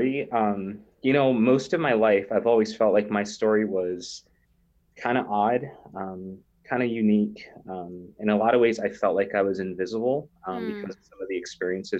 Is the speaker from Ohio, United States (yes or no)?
no; North Platte, Nebraska, United States; I grew up in North Platte, Nebraska, which is in the western side of the state, kind of a smaller country town.